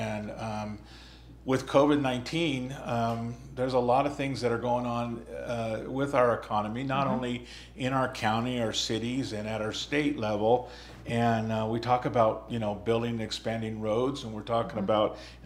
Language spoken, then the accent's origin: English; California, United States; now in Prescott, United States; I'm from California